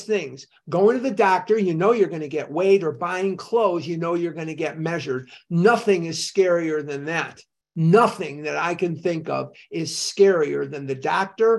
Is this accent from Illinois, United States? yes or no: yes; Chicago, Illinois, United States; I grew up in Chicago. I'm a Chicagoan through and through, Northside Mather High School, class of 72.